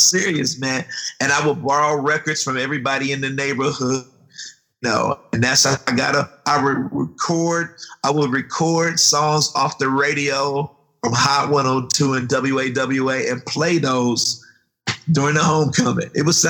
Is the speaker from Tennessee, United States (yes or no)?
no; Goldsboro, North Carolina, United States; Well, I was born in Goldsboro, North Carolina, tobacco country. Farming country, and I grew up on a farm